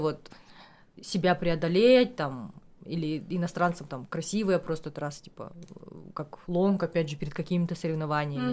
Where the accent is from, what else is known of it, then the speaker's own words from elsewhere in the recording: Almaty, Kazakhstan; я алматинка коренная